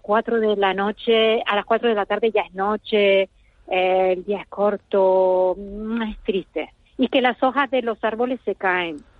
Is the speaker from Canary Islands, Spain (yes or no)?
yes; Las Palmas de Gran Canaria, Canary Islands, Spain; moved away as an adult; also born or lived in Zurich / Berlin; now in Vienna, Austria; nací Sí, bueno, eh, en Las Palmas, en la ciudad, crecí entre la ciudad y el monte, el monte Letiscal